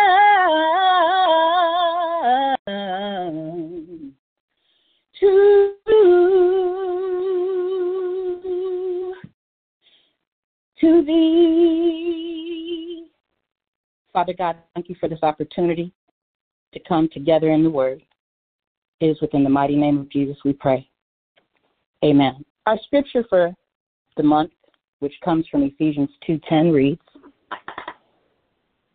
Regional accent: Anchorage, Alaska, United States; moved away; my hometown of Anchorage, Alaska

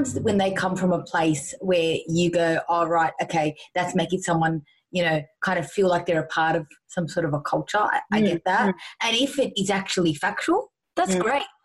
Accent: Australia; I'm an Australian, but I'm a proud Arab girl as well

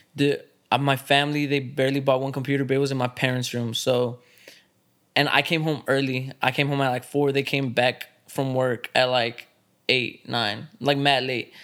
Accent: Dallas, Texas, United States; growing up in Dallas, especially if you're actually growing up in Dallas, like, East Dallas

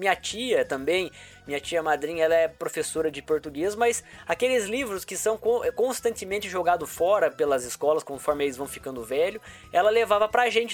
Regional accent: Itararé, interior of São Paulo, Brazil; eu vim do interior de São Paulo, uma cidade chamada Tararé, né? Morei numa vila de rua de terra, porque a família inteira sempre foi muito pobre, né? Então eu cresci lá

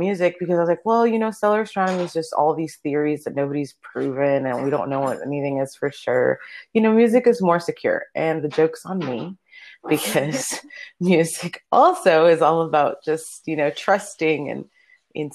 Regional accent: Miami, Florida, United States; first language Spanish; English is a second language; moved away; I grew up in Miami, Florida

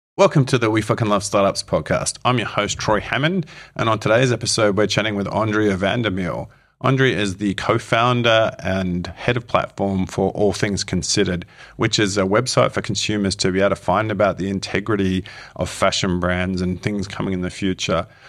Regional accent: Melbourne, Victoria, Australia; moved away as an adult; also born or lived in United States / United Kingdom; now in Wellington, New Zealand; I'm from Melbourne

